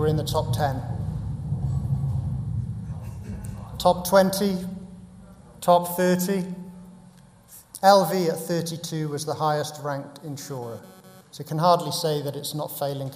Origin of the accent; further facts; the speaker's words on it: Cardiff, Wales, United Kingdom; moved away; I went back to my hometown, Cardiff